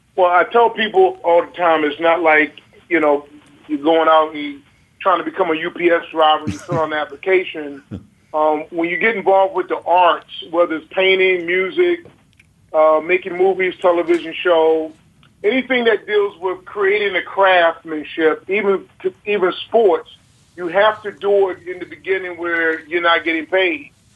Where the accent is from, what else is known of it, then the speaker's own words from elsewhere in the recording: Baltimore, Maryland, United States; growing up in Baltimore City